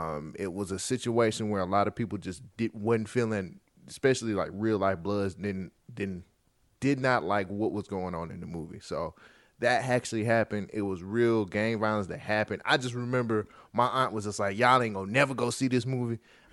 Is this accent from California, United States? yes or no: yes; Bay Area, California, United States; I grew up in the Bay Area. Now, I didn't live in South Central. I've only been to LA maybe twice in my life.